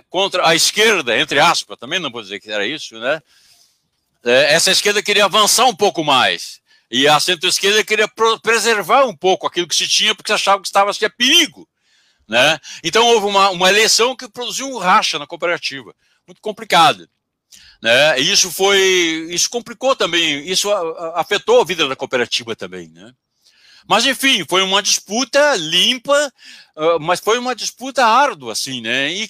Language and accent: Portuguese; Pelotas, Rio Grande do Sul, Brazil; Eu moro, eu moro, não, eu sou de Pelotas.